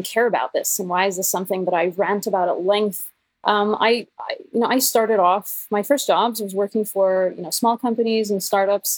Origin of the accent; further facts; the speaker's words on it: Norway; I am Norwegian, or I'm half American technically, I guess, but I'm a Norwegian developer